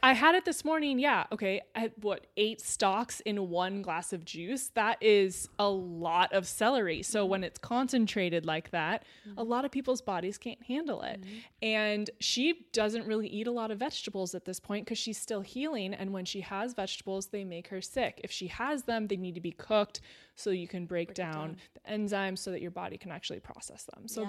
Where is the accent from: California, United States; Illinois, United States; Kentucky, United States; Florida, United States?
California, United States; Temecula; I grew up in Temecula in Southern California